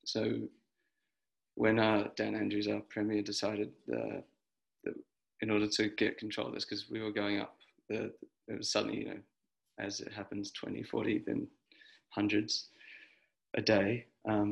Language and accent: English; New Zealand; now in Australia; No, I mean it's been tricky because I am not an Australian citizen.